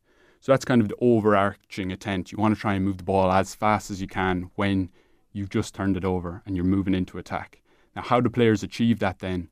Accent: Clareen, Leinster, Ireland; I'm from Clarine

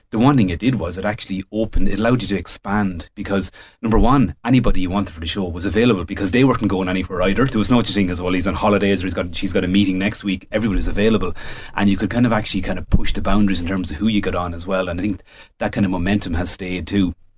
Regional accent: Midlands, Ireland; I was born, I grew up in the Midlands

